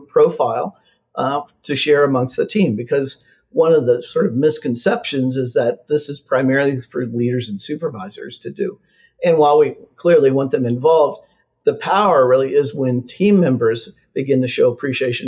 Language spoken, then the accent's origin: English; Midwest, United States; I'm from the Midwest